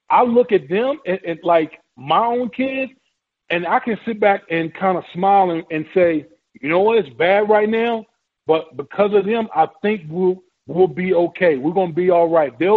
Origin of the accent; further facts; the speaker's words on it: Richmond, Virginia, United States; that was a crazy crazy time in the '60s growing up in Richmond